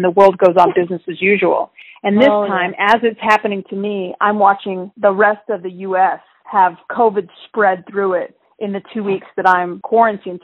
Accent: Texas, United States; now in California, United States; I live in California, but I grew up in Texas

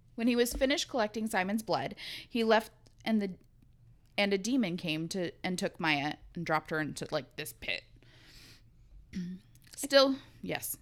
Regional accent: West Coast, United States; we're West Coasters

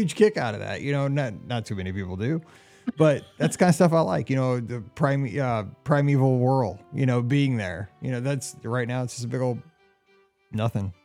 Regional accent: Missouri, United States; I'm from Missouri

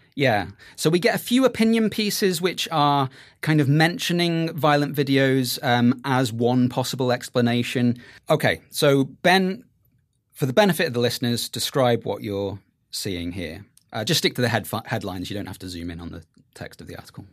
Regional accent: Merseyside, North West England, United Kingdom; I grew up in Merseyside

